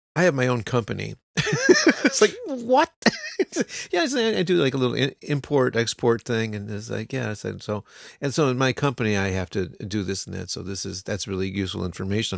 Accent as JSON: {"language": "English", "country": "United States", "moved": "yes", "lives_now": "Japan", "said": "we're American"}